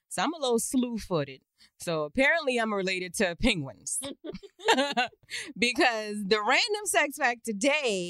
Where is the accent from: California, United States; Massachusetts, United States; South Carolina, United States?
South Carolina, United States; Charleston; I'm originally from Chucktown, Charleston, South Carolina